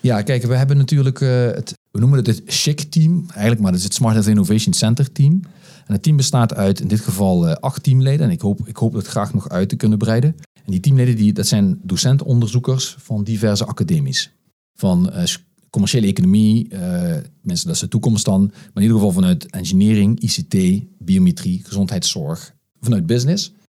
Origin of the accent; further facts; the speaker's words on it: Geleen, Limburg, Netherlands; moved away as an adult; also born or lived in The Hague; Ik ben eh, geboren en getogen uh, eh, Geledenaar.